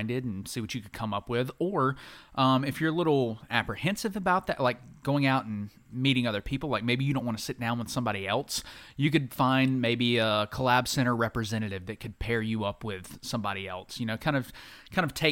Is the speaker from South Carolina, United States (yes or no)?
yes; Anderson, South Carolina, United States; I'm from Anderson